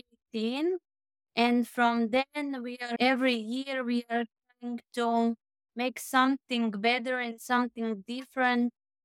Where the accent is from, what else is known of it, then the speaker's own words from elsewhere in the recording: Croatia; I'm from Croatia.